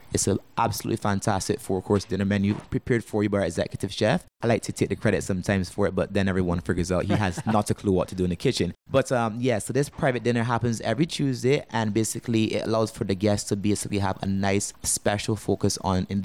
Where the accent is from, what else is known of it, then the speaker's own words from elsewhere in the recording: Barbados; moved away as an adult; now in Antigua; Now, I'm actually originally from Barbados. I actually moved to Antigua about 3 years ago.